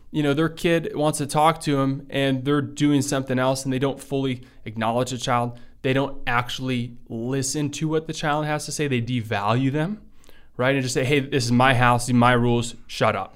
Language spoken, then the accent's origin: English; Livonia, Michigan, United States; English is a second language; also born or lived in Belgium; when I first moved to the United States, I was From Belgium. From Belgium, right? So I moved here a week before my fifth birthday. We moved to, um, you know, like in Livonia, Michigan.